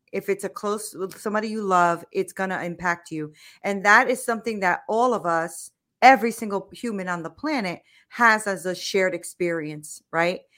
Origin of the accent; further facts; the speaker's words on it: United States; I'm an American, right? So, I've only, I've lived here all my life